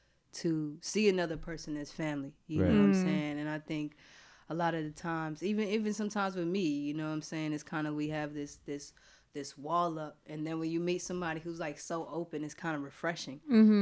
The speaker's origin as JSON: {"language": "English", "region": "Georgia", "country": "United States", "tie": "born or raised there", "said": "Yo, you know the different thing about Georgia and New York was everything was so far."}